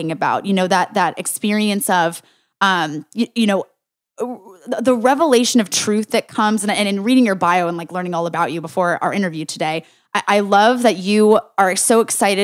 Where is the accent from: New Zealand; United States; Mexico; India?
United States; California; I'm a California girl, like born and raised